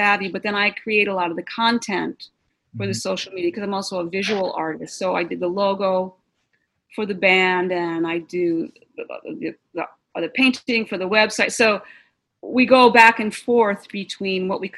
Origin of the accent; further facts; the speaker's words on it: Boston, Massachusetts, United States; moved away; I was from Boston